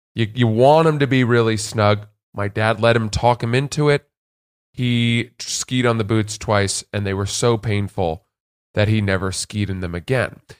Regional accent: Freeport, Maine, United States; we grew up in Maine and in our town of Freeport

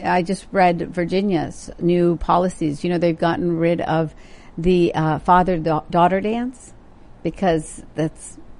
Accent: India; growing up in India, and then visiting, there's always been a difficult relationship with folks who are transgender.

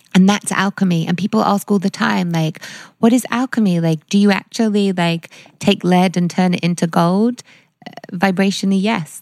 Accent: London, United Kingdom; growing up in London

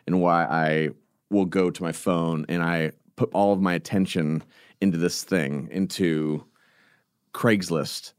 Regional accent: California, United States; I'm from California

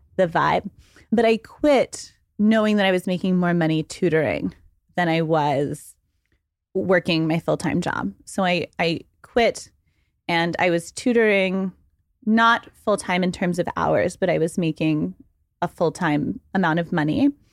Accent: Waco, Texas, United States; moved away as an adult; also born or lived in Dallas, Texas; now in New York, United States; I am from Texas. I was born in Dallas and I grew up in Waco, but I've been in New York for fourteen years

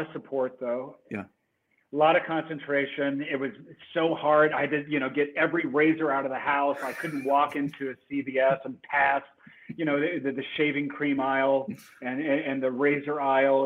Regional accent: New Albany, Indiana, United States; moved away; also born or lived in Louisville, Kentucky; I was born in Louisville, Kentucky, and I grew up right across the Ohio River in a southern Indiana river town called New Albany, Indiana, which is uh, my hometown

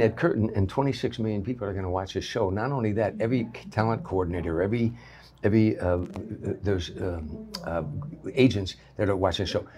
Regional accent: Harvey, Illinois, United States; I grew up in Harvey

